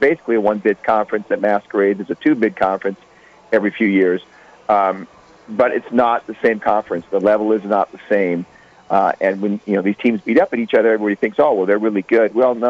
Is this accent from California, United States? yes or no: yes; California, United States; I'm from California.